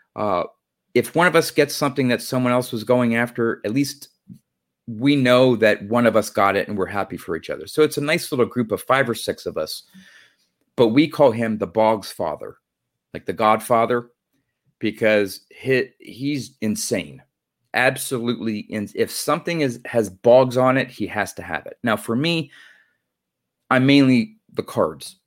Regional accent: Pennsylvania, United States; I'm from Pennsylvania.

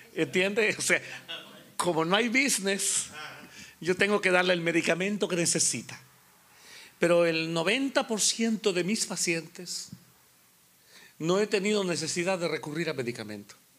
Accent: Honduras; moved away as an adult; also born or lived in Guatemala / Costa Rica; nací en la República de Honduras

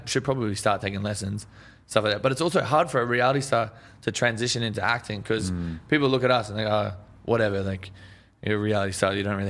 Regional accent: Australia; Yeah, no, that's the thing. Like, I feel like we're stuck in the 80s back in Australia.

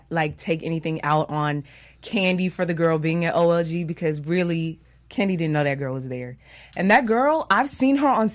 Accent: Atlanta, Georgia, United States; I'm from Atlanta

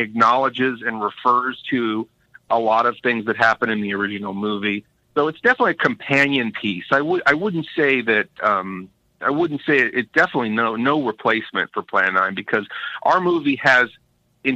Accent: Sacramento, California, United States; moving to my hometown of Sacramento

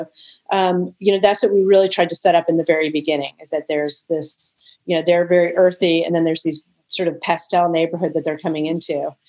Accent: the South, United States; maybe because I was from the South and too, that it's hot and kind of blinding all the time.

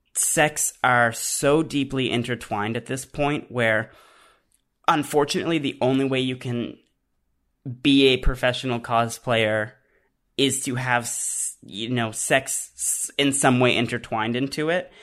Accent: Canada; I'm Canadian

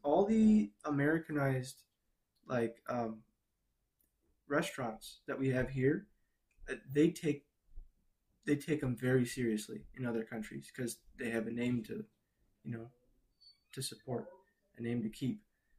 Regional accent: Chicago, Illinois, United States; also born or lived in Peoria / Brazil; Actually, I was born in Peoria, Illinois. Grew up in Chicago. Moved to Brazil for 6 years, then moved back.

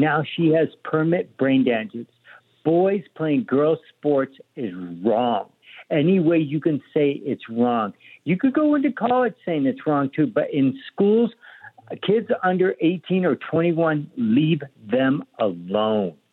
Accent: Colorado, United States; now in Sedona, United States; I grew up with people from Mexico, where I grew up in Colorado

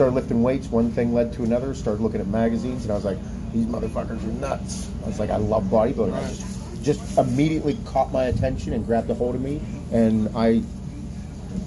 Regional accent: Pittsburgh, Pennsylvania, United States; I'm from Pittsburgh

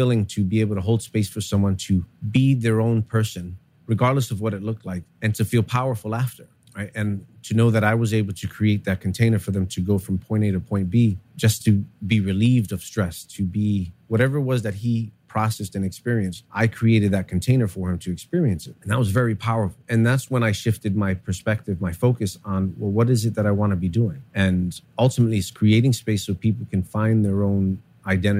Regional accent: New York City, New York, United States; I grew up here in New York City

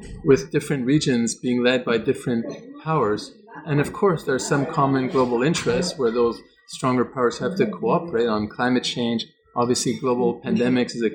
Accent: Canada; I'm from Canada

